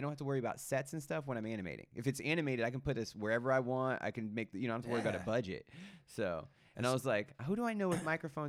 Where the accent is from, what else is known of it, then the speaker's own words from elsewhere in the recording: Fresno, California, United States; now in Los Angeles, United States; I kind of left it back in my hometown because I didn't make it up. But it's Where's your hometown? Fresno.